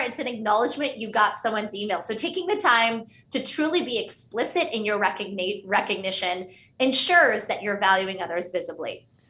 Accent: Pittsburgh, Pennsylvania, United States; first language Hindi; English is a second language; My parents were Indian immigrants, and we grew up in Pittsburgh, Pennsylvania, which meant at home, we spoke Hindi.

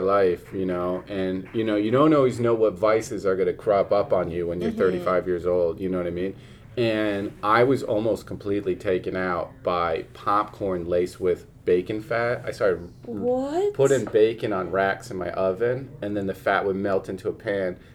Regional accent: New Jersey, United States; I'm from Jersey

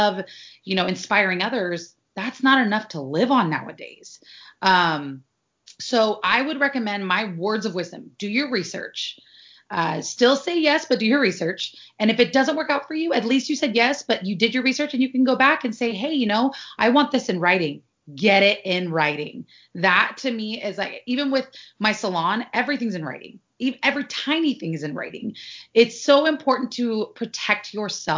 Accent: Sacramento, California, United States; also born or lived in Santa Barbara / Pasadena; I'm from Sacramento, which is a big city, but traffic is never like how it is in LA.

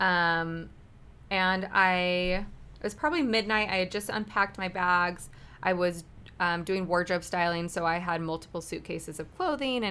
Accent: Utah, United States; I'm from Utah.

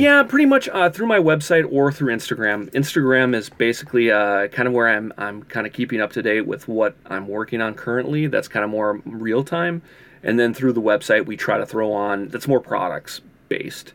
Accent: Minneapolis, Minnesota, United States; also born or lived in California; I moved back from California, moved, uh, back to, to, to Minneapolis

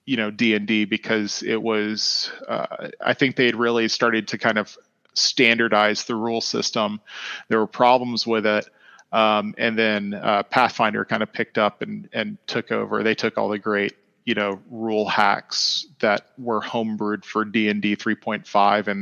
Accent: Atlanta, Georgia, United States; Growing up in Atlanta

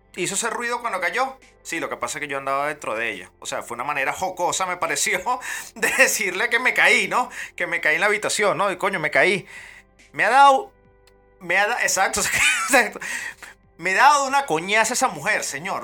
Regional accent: Venezuela; yo soy venezolano

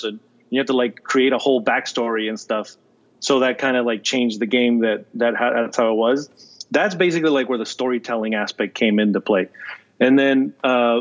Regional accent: Peru; moved away; also born or lived in Florida; I grew up, I was born in Peru

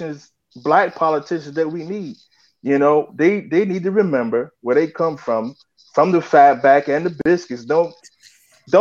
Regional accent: Belhaven, North Carolina, United States; I grew up in the South, so I know all about fat back and biscuits. I'm from a little small town in North Carolina called Belhaven

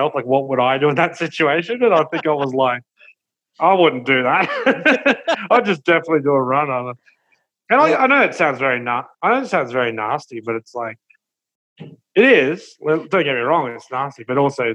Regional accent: Brisbane, Queensland, Australia; growing up in Brizzy

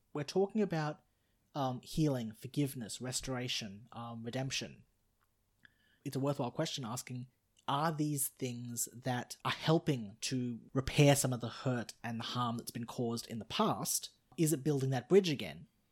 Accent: Australia; I'm Australian, I'm not Canadian

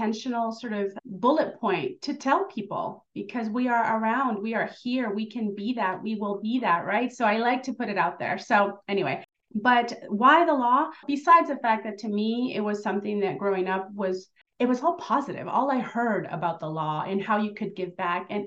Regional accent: Southern California, United States; also born or lived in Mexico; I'm an immigrant from Mexico, and I grew up here in Southern California

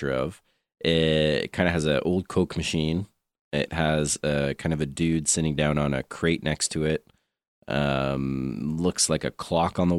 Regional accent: Canada

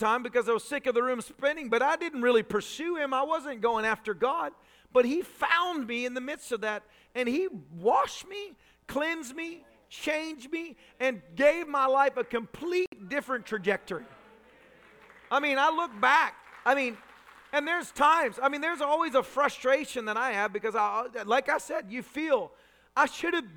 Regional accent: Tennessee, United States; I was raised a redneck in Tennessee

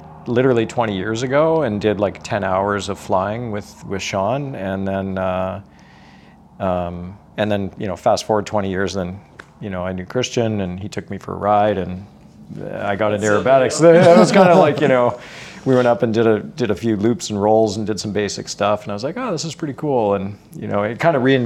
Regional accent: Langley, British Columbia, Canada; I grew up in Langley. So I grew up really close to the Langley Airport

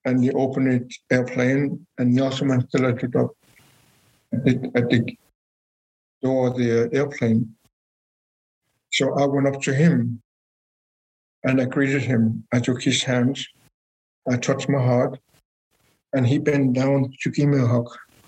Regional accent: Greenland; I'm from Greenland

